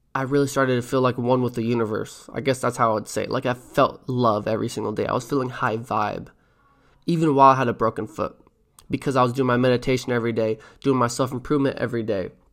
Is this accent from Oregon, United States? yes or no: yes; Mill City, Oregon, United States; I'm from Mill City, Oregon